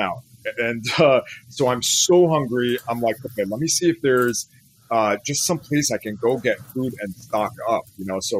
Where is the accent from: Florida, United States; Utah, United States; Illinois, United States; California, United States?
California, United States; sono armeno, I'm Armenian, vengo da California, I come from California